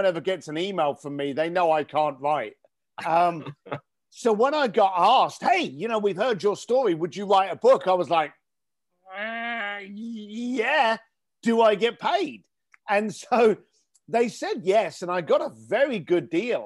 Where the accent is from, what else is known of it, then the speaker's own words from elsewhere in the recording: London, United Kingdom; now in Los Angeles, United States; I grew up in East London. I'm here living in Los Angeles now.